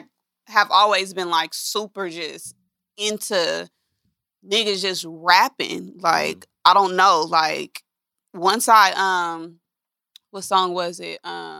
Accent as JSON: {"language": "English", "town": "Los Angeles", "region": "California", "country": "United States", "said": "I'm from Los Angeles."}